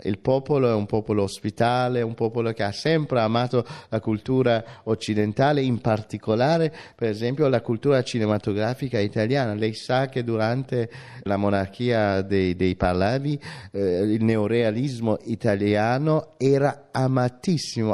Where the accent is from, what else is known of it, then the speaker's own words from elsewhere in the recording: Iran; moved away; mi ricordo dell'Iran di allora, ovviamente pre, pre-islamica, sono le nostre vacanze al Mar Caspio con la mia famiglia, dove si andava d'estate